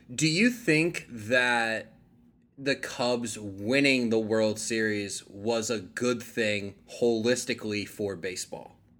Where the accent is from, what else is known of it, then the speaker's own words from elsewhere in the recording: Bergen County, New Jersey, United States; now in Austin, United States; back in my hometown, back in Bergen County